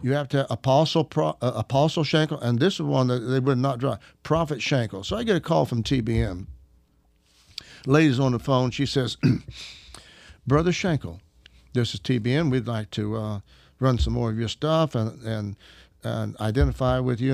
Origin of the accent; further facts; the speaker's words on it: Arkansas, United States; I'm an Arkansas redneck